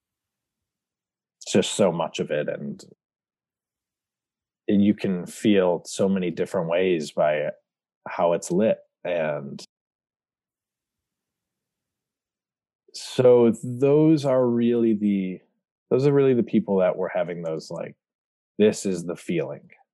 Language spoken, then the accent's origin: English; Brighton, Michigan, United States; I grew up in Michigan, about 30 minutes outside of Detroit, a little town called Brighton.